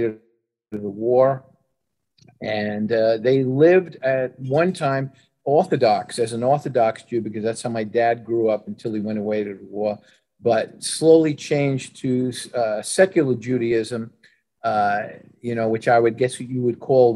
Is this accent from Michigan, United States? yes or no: no; New York City, New York, United States; in Brooklyn, grew up in not a Jewish area